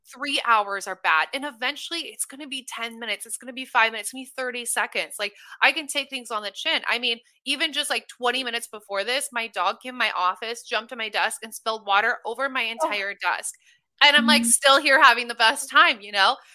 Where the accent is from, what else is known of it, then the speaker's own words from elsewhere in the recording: Omaha, Nebraska, United States; moved away as an adult; also born or lived in Los Angeles, California; now in Austin, United States; I'm originally from Omaha, Nebraska, which I'm the least Nebraskan girl you will ever meet